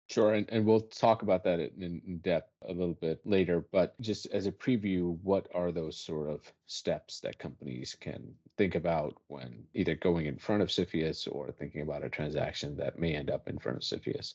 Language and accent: English; Washington, District of Columbia, United States; now in New York, United States; I grew up around D C